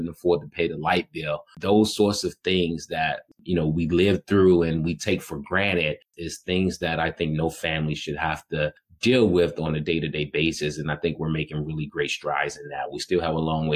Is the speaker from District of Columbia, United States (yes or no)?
yes; Washington, District of Columbia, United States; growing up in Washington, D.C., understanding the amount of stress that my family was burdened